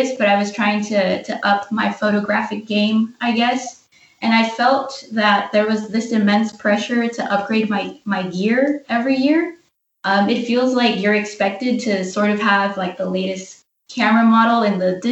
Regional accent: Los Angeles, California, United States; I am from La La Land, the City of Angels, Los Angeles, California.

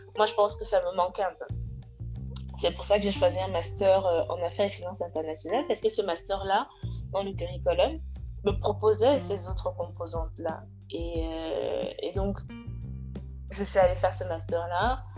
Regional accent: West Cameroon, Cameroon; moved away as an adult; also born or lived in Senegal; now in France; je suis originaire de l'ouest du Cameroun

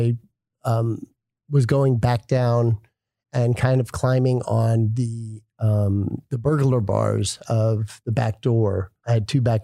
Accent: Dallas, Texas, United States; moved away as an adult; also born or lived in Miami / Los Angeles; Born and raised in Dallas

